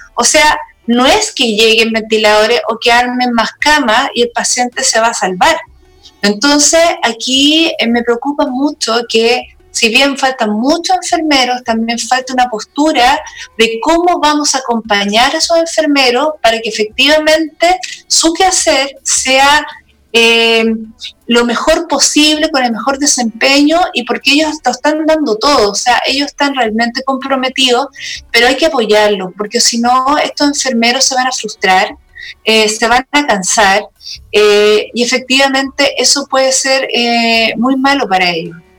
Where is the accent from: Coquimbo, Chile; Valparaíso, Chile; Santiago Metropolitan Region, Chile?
Santiago Metropolitan Region, Chile; Santiago; also born or lived in Patagonia; yo soy de Santiago